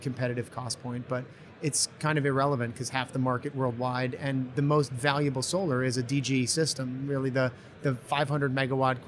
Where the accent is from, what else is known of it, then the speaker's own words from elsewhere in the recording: New England, United States; born and raised in New England and new college graduate